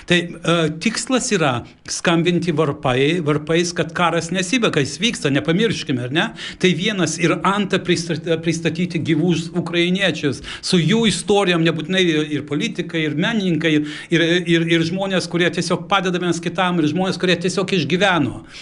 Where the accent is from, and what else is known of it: Lithuania; moved away; also born or lived in Stockholm, Sweden